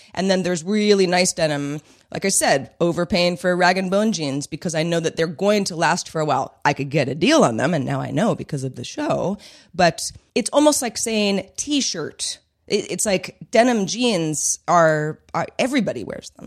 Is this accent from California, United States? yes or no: yes; Bay Area, California, United States; we're from the Bay Area, my parents are from the Bay Area